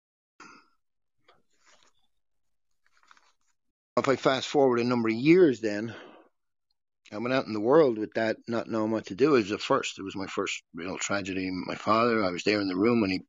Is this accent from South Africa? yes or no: no; Dublin, Leinster, Ireland; moved away as an adult; also born or lived in Costa Rica; We're from Dublin, Ireland